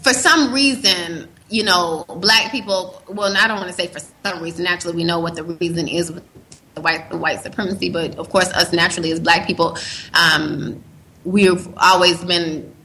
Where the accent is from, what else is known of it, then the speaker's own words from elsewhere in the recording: United States; accent: American; moved away as an adult; now in Uganda; I have a strong American accent